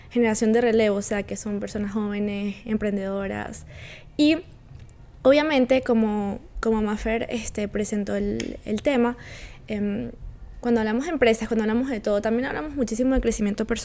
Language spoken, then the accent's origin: Spanish; Valencia, Carabobo, Venezuela; moved away as an adult; now in Quebec, Canada; yo también soy valenciana